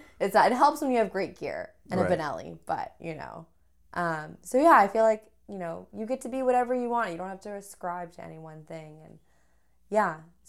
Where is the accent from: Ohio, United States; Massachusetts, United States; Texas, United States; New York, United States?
Texas, United States; I like to think though that I never really truly had an accent, even though I grew up in Texas.